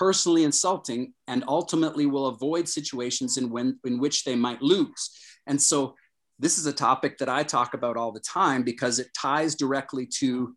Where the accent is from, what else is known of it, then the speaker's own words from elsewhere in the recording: Toronto, Ontario, Canada; I grew up in Toronto